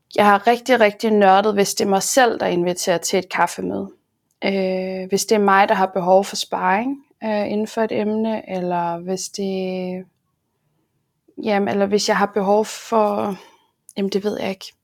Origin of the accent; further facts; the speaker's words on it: Aarhus, Central Denmark Region, Denmark; jeg er jo fra Aarhus